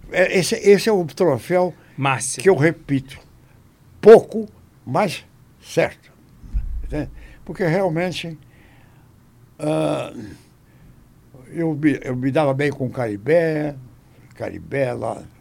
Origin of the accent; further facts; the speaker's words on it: Ubá, Minas Gerais, Brazil; born there; also born or lived in Rio de Janeiro; Então eu fui registrado aqui no Rio. Mas eu nasci lá em Ubá, falei.